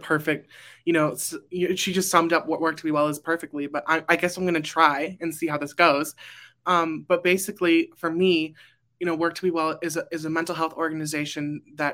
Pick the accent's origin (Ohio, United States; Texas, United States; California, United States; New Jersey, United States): California, United States; Burbank; I am from Burbank, California